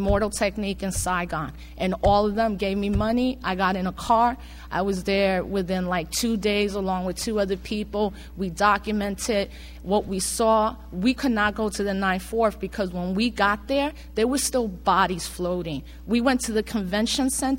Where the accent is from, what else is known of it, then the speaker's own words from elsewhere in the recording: Puerto Rico; as a Puerto Rican and understanding how I, as an American citizen, am still second class